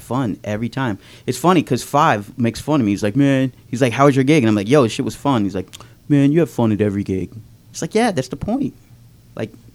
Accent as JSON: {"language": "English", "town": "Scottsdale", "region": "Arizona", "country": "United States", "tie": "born or raised there", "also_born_or_lived": "Erie, Pennsylvania", "said": "he moved us to Arizona when I was like 8 years old. And so I pretty much grew up there. So that's why I claim Scottsdale."}